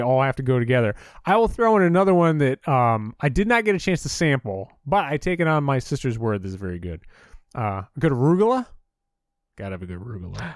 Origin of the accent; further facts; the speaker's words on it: Northeast, United States; growing up in the Northeast, we're, w, you know, in the tri-state area